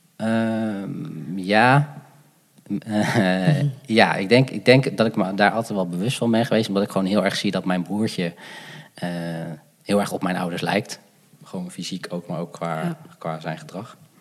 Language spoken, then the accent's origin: Dutch; Gouda, South Holland, Netherlands; also born or lived in Sri Lanka; Ik ben opgegroeid in Gouda.